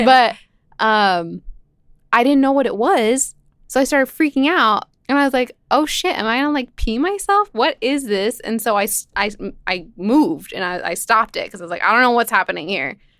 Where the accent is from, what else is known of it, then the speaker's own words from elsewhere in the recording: Lebanon; moved away; I'm from Lebanon